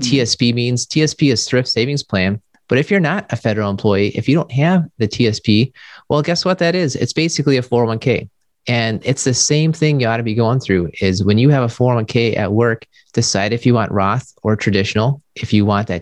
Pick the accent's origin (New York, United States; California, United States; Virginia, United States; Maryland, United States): Maryland, United States; now in Milwaukee, United States; I grew up in Maryland. My dad was in the Army.